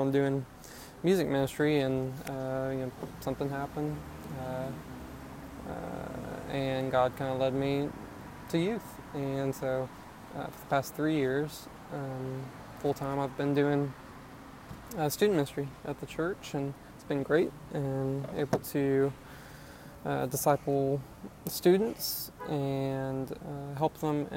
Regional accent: Bonham, Texas, United States; I grew up in Bonham, graduated, went to East Texas Baptist University

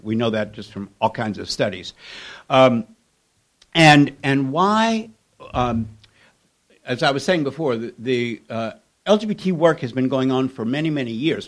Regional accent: Kentucky, United States; my growing up in Kentucky in the 1950s

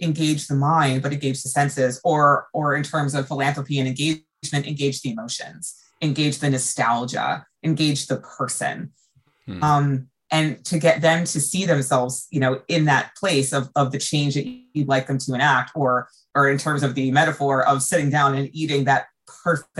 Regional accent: United States; as an American

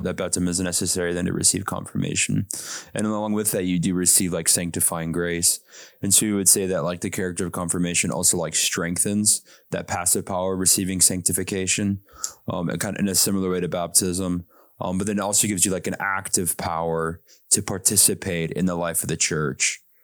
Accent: South Dakota, United States; growing up in South Dakota

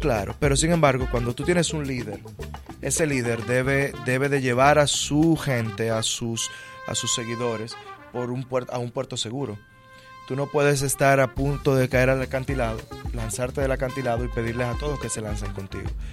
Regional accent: Santo Domingo, Distrito Nacional, Dominican Republic; la capital, que es de donde yo vengo y donde me estoy postulando a diputado.

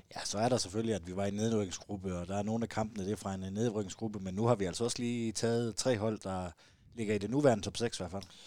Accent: South Jutland, Southern Denmark, Denmark; som, som sønderjyde

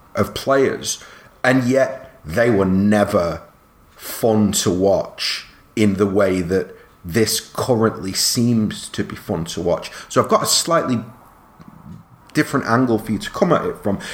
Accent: England, United Kingdom; I'm proud of being British, and I'm you know for what it's worth, I I love a lot of what England is and what it has represented for me growing up

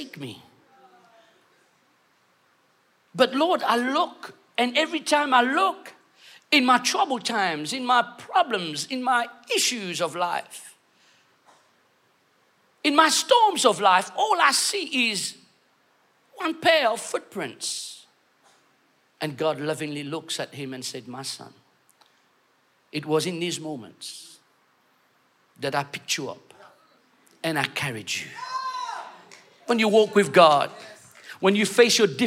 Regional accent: London, United Kingdom; moved away as an adult; now in Mauritius; I'm Mauritian, okay? I know I speak okay English, but I was brought up in London, but then I've been in Mauritius for 15 years

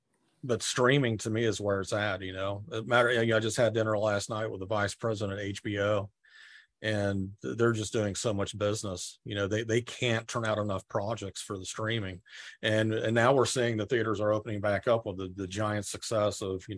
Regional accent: Marietta, Georgia, United States; moved away as an adult; also born or lived in Spain / Lilburn, Georgia / San Rafael, California; now in Southern California, United States; I grew up in Marietta. First, I was born in Spain, believe it or not.

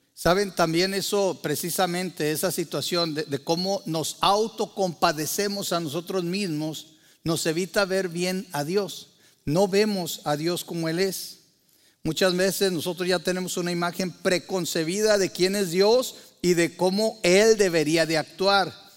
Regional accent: Mexico; Para muchos de nosotros que crecimos en México

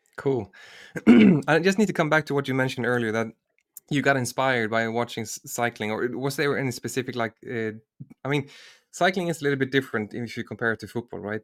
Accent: Sweden; I'm from Sweden, and, and I also lived in, in the southern parts of Sweden.

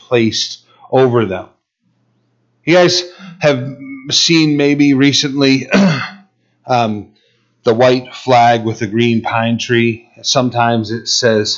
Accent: United States; we're American rebels

